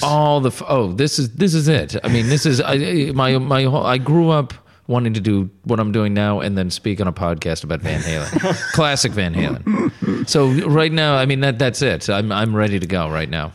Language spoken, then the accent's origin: English; Connecticut, United States; I grew up in Connecticut